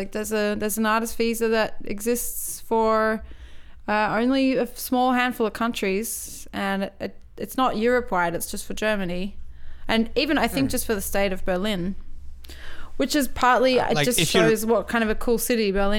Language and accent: English; Australia; And as an Australian person, like, you don't just get to go to the UK either.